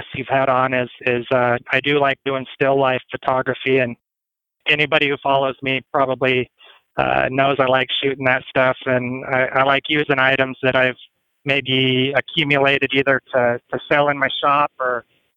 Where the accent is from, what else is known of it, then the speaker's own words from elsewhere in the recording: Las Animas, Colorado, United States; moved away as an adult; also born or lived in Greeley, Colorado; now in Scottsbluff, United States; my hometown of Los Animas